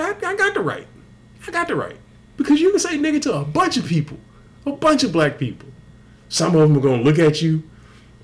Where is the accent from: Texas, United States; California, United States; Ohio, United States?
Texas, United States; I grew up in Texas. My dad's from Mississippi